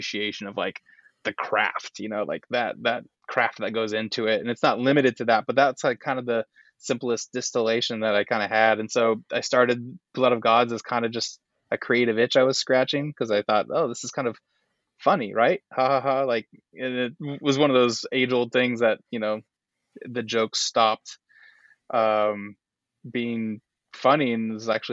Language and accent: English; Walla Walla, Washington, United States; moved away; also born or lived in Los Angeles / Germany; my hometown of Walla Walla